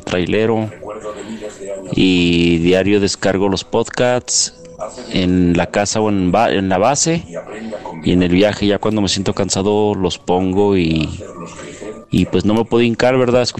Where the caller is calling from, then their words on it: Aguascalientes, Mexico; Saludos desde Aguascalientes, México.